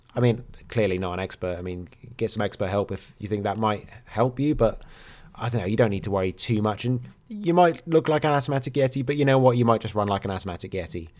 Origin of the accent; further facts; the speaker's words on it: England, United Kingdom; now in Wales, United Kingdom; I am English